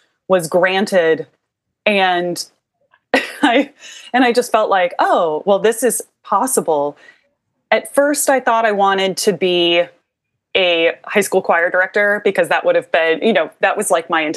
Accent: Iowa, United States; now in New Orleans, United States; I'm from Iowa originally, and I grew up in kind of the northwest corner, and then we moved to the center part of the state

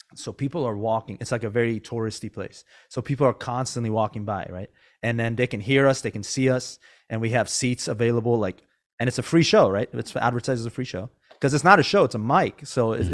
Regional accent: Iran; now in Northern California, United States; I wasn't born here. I was born in Iran

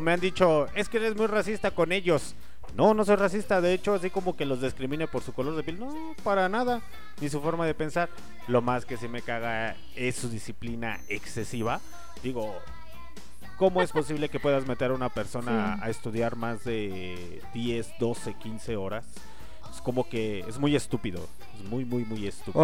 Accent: Mexico; somos mexicanos

